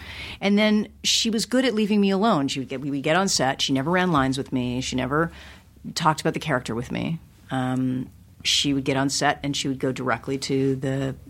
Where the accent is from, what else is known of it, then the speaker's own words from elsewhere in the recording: Los Angeles, California, United States; I mean, I grew up in L.A. and sure. I grew up in Hollywood. I grew up, you know, 10 blocks from here